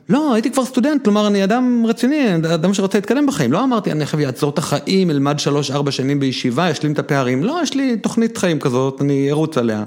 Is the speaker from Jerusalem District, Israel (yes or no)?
yes; Jerusalem, Jerusalem District, Israel; אני ירושלמי